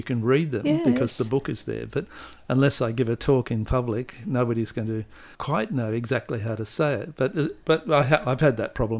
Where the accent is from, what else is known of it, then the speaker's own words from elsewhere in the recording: Manning, Western Australia, Australia; the fact that I was born and bred in Manning, working class boy, English is my only language.